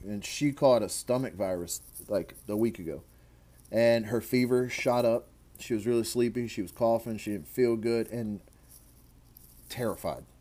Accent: Louisiana, United States; we're both from Louisiana

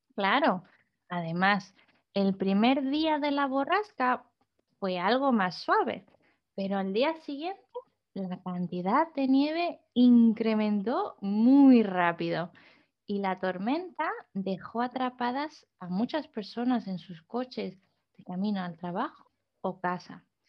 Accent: southern Spain, Spain; now in Netherlands; como española

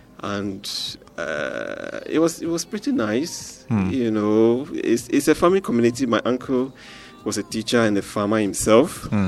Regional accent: Bakpo, Volta, Ghana; Yeah. So I come from Bakpo in the Volta region.

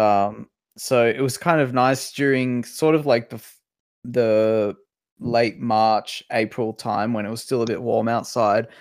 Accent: Macau; moved away; we grew up in Macau. We sort of had our formative years in Macau

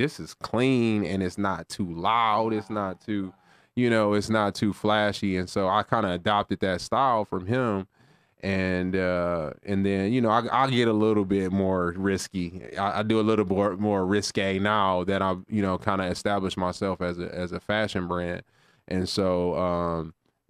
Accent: Lansing, Michigan, United States; I'm originally from Lansing, Michigan

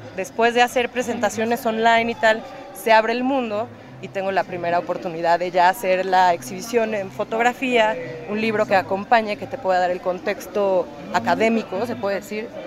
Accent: Puebla, Mexico; moved away as an adult; now in New York, United States; Soy mexicana, nací en Puebla, llevo 10 años viviendo en Estados Unidos, ahorita vivo en Nueva York

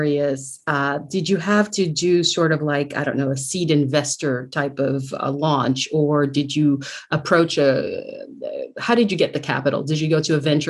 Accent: New York, United States; I'm a New Yorker

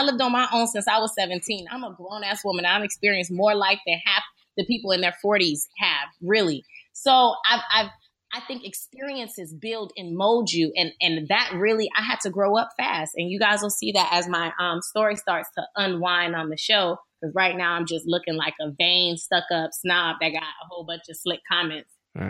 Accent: the South, United States; Well, to be 100% honest with you, I'm from the South. So in Florida or anywhere in the South, generally

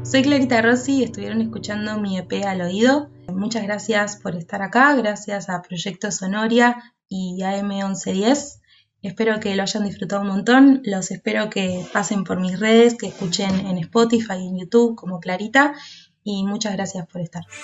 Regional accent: Bahía Blanca, Buenos Aires Province, Argentina; moved away as an adult; now in La Plata, Argentina; Soy de Bahía Blanca, viví hasta allá hasta los 19 años y en el 2015 me mudé a la ciudad de La Plata

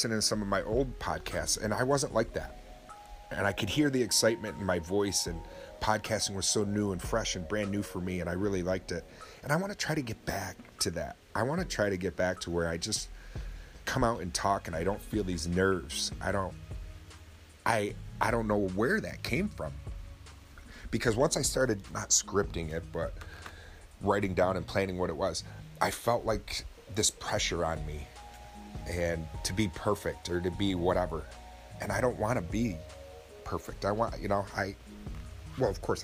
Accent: Oswego, New York, United States; my hometown is only about 17,000 people in Oswego, New York.

